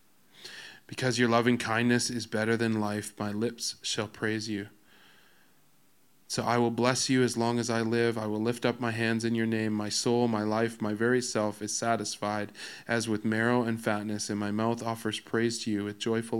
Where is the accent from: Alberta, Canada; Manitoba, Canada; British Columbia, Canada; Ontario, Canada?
Alberta, Canada